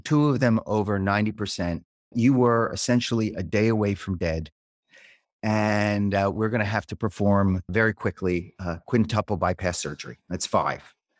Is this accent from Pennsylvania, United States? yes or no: yes; Philadelphia, Pennsylvania, United States; moved away as an adult; now in Peterborough, United States; I grew up in Philadelphia, where I lived for many years, uh, until I was about forty.